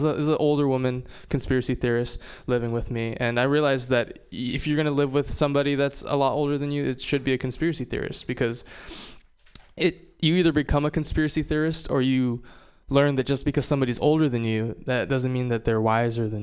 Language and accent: English; Hawaii, United States; I'm Japanese and from Hawaii